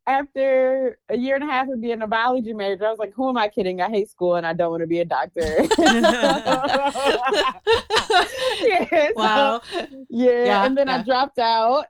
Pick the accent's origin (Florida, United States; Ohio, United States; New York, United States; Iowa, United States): Ohio, United States; Mansfield; I'm from Mansfield, Ohio. So the south of Northeast Ohio